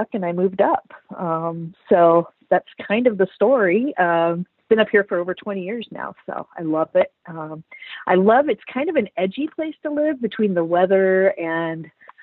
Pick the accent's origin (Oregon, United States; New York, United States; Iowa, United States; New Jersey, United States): Iowa, United States; moved away as an adult; now in Anchorage, United States; I grew up in Iowa and went in as a military police officer